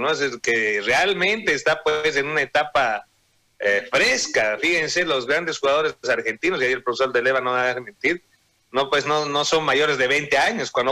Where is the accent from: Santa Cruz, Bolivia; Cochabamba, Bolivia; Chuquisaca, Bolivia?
Chuquisaca, Bolivia; Sucre; yo soy de Sucre y mi tío fue dirigente de los petroleros y yacimientos petroleros.